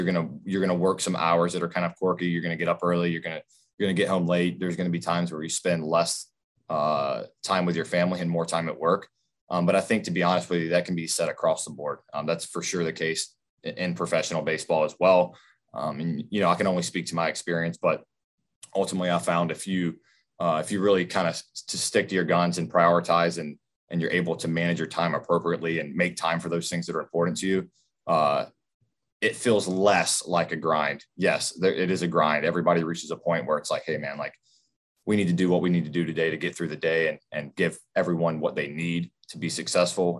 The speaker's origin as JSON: {"language": "English", "town": "Zebulon", "region": "North Carolina", "country": "United States", "also_born_or_lived": "Greensboro, North Carolina", "moved": "as an adult", "said": "I'm from Raleigh, North Carolina, actually Zebulon, North Carolina, small town outside of Raleigh"}